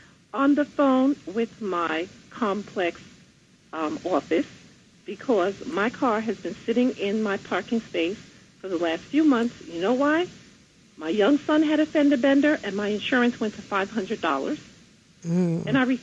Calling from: New York City, New York, United States; calling from Queens.

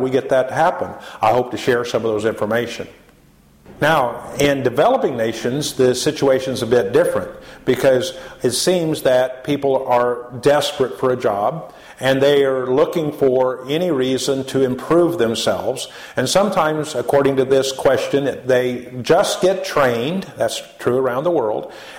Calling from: United States; we're calling in from America to East Africa

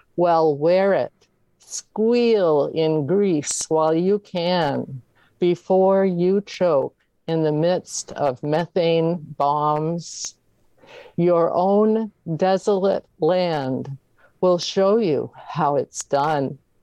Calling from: Maine, United States; I'm calling from Maine

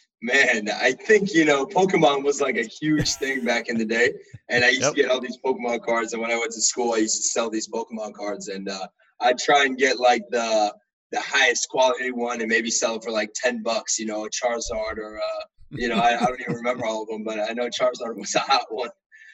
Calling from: Tampa, Florida, United States; I'm actually in Tampa, Florida, no longer in D.C.

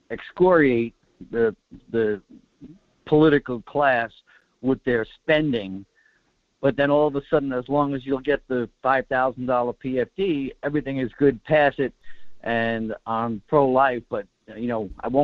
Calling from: Kodiak, Alaska, United States; It's … from Kodiak.

